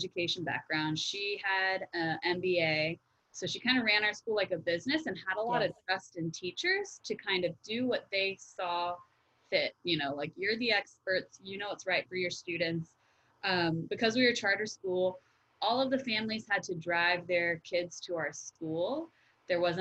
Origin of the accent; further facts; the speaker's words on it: Wellington, Florida, United States; I grew up in Wellington, Florida, which is, you know, a upper middle class area. And I went to public school, K through 12th grade.